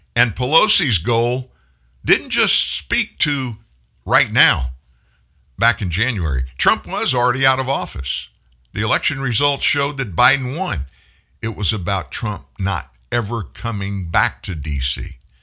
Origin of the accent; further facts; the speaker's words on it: the South, United States; I live in the South. I'm from the South